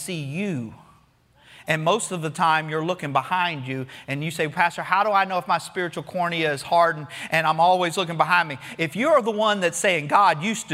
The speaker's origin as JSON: {"language": "English", "region": "Florida", "country": "United States", "tie": "born or raised there"}